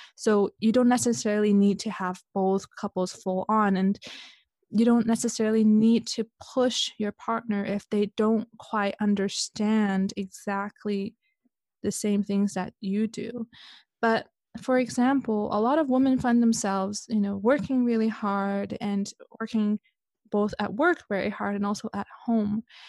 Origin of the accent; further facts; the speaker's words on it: Canada; moved away as an adult; also born or lived in Hong Kong / Switzerland; I was born in Hong Kong. I grew up in Canada